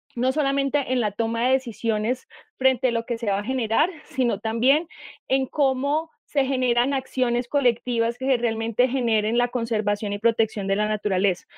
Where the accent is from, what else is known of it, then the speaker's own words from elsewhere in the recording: Puerto Boyacá, Boyacá, Colombia; yo soy de Puerto Boyacá